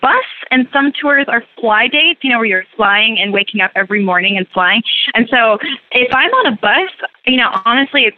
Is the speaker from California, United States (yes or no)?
no; Gilbert, Arizona, United States; moved away as an adult; also born or lived in Provo, Utah; I grew up in Gilbert, Arizona.